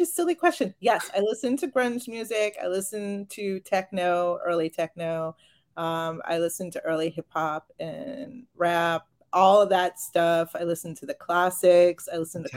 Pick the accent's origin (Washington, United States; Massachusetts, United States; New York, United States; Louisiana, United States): Massachusetts, United States; Marion; I grew up in Marion.